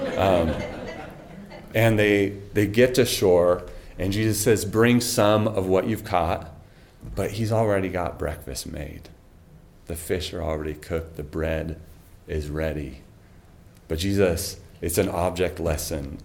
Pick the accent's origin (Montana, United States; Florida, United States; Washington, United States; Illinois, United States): Washington, United States; Snohomish; moved away as an adult; also born or lived in California; I grew up in Snohomish, just down the road on Highway 9.